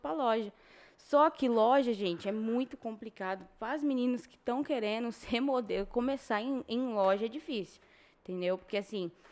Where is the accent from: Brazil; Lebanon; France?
Brazil; São José do Rio Preto, São Paulo; Sim, nasci aqui em Rio Preto, criada em Rio Preto